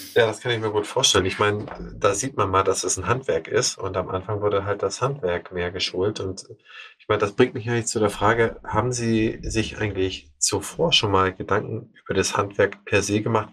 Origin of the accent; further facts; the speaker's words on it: Schleswig-Holstein, Germany; also born or lived in Eckernförde; Ich bin ja selber Holsteiner